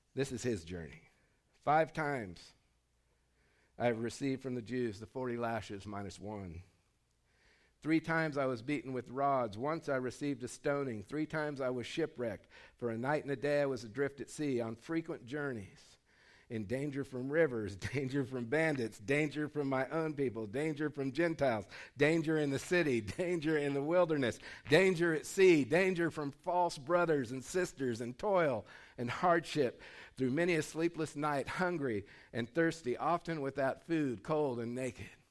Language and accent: English; Dustin Acres, California, United States; moved away; I grew up in Dustin Acres, California